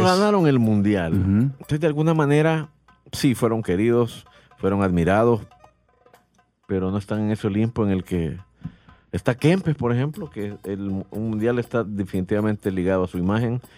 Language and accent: Spanish; El Salvador; como salvadoreños bayunco que somos